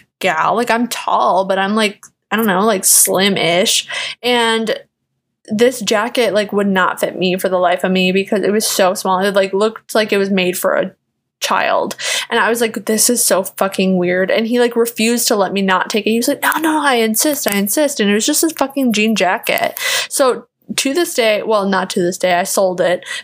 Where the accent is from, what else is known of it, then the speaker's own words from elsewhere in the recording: Kenosha, Wisconsin, United States; moved away as an adult; now in Chicago, United States; I was from Kenosha